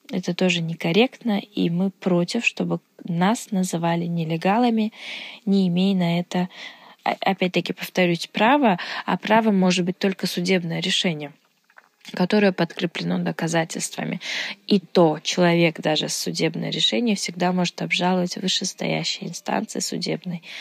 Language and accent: Russian; Uzbekistan; я из Узбекистана